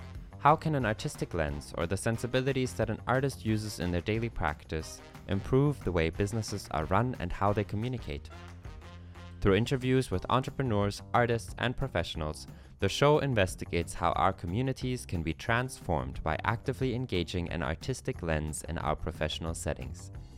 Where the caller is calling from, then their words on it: Istanbul, Turkey; I have apple tea in it since I'm calling from Istanbul, Turkey.